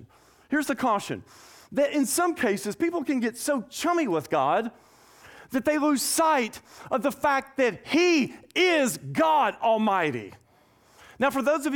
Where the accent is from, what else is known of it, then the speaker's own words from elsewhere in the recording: Nashville, Tennessee, United States; moved away as an adult; also born or lived in Tuscaloosa, Alabama / Scottsdale, Arizona / McKinney, Texas; now in Acadiana, United States; born and raised in Nashville, Tennessee.